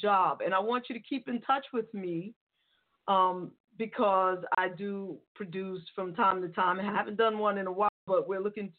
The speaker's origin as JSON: {"language": "English", "town": "New York City", "region": "New York", "country": "United States", "moved": "yes", "said": "I'm a New Yorker. I mean, well, I don't live in New York now, but I'm from the Bronx."}